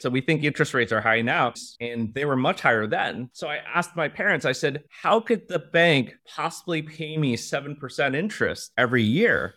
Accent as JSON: {"language": "English", "town": "Cupertino", "region": "California", "country": "United States", "tie": "born or raised there", "first_language": "Mandarin", "second_language": "English", "moved": "yes", "lives_now": "Singapore", "said": "I grew up in Cupertino"}